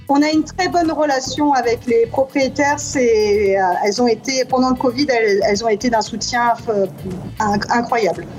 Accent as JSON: {"language": "French", "country": "France", "accent": "French", "moved": "as an adult", "lives_now": "New York, United States"}